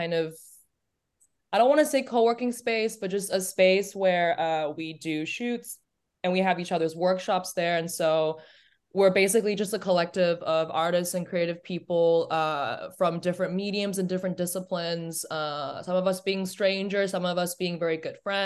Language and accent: English; Hong Kong; first language English; moved away as an adult; also born or lived in Germany / United States; I grew up in Hong Kong, went to high school there. I actually went to an Australian school. It was an international school. I was there for 14 years